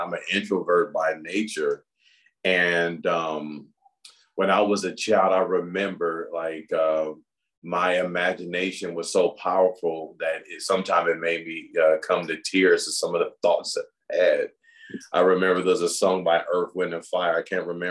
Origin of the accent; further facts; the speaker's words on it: Los Angeles, California, United States; moved away as an adult; now in Chandler, United States; I grew up in the Los Angeles area